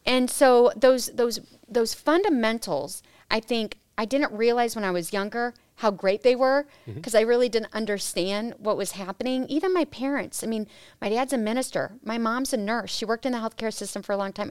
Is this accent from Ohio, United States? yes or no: no; Peoria, Illinois, United States; I was born and raised in Peoria, Illinois